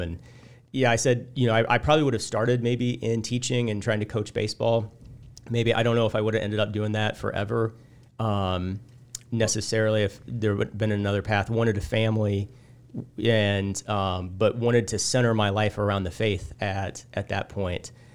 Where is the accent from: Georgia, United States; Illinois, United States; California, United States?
Illinois, United States; Illiopolis; I grew up in Iliopolis